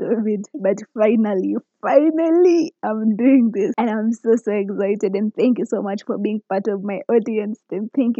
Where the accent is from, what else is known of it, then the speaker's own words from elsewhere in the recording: Kericho, Kericho County, Kenya; moved away as an adult; now in Nakuru County, Kenya; I come from Kericho, Kenya, but currently in Nakuru County